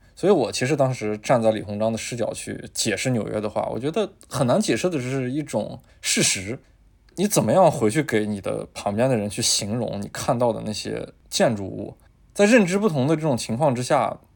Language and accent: Chinese; Taiyuan, Shanxi, China; 然而太原，我这个家乡的实体，它是永远牵着我的那根弦